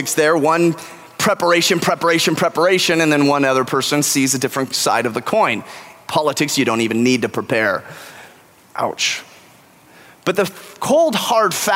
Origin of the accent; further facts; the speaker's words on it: California, United States; now in Texas, United States; I'm from California